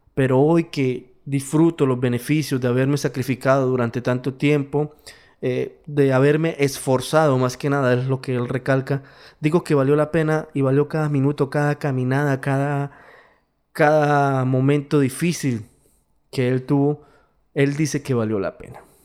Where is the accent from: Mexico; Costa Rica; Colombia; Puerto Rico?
Colombia; Yo soy latino, vivo en Latinoamérica, mi país es Colombia, soy colombiano